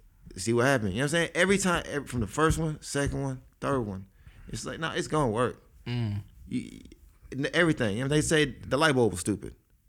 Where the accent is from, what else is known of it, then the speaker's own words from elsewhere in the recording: Nashville, Tennessee, United States; I'm from Nashville. I'm in Atlanta in a studio with Mike Will.